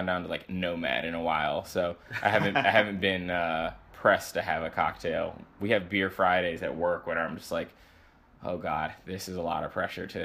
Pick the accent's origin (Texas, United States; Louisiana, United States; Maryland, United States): Maryland, United States; Baltimore; moved away as an adult; also born or lived in Boston; now in New York, United States; I grew up in a city. I'm from Baltimore, Maryland.